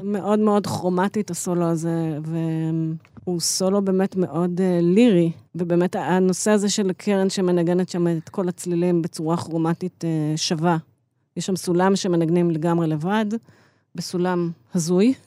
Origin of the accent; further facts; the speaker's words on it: Israel; also born or lived in Chicago; אני באתי מהארץ